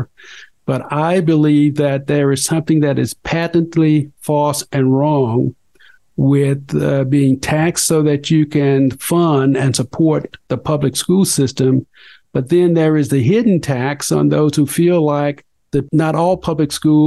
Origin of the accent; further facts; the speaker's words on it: Mississippi Delta, United States; moved away; also born or lived in Colorado; I grew up in the Mississippi Delta, son of sharecroppers in the Jim Crow era.